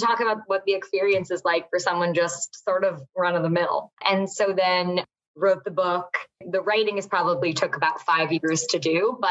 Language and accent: English; Westchester, New York, United States; now in New York City, United States; I grew up in Westchester.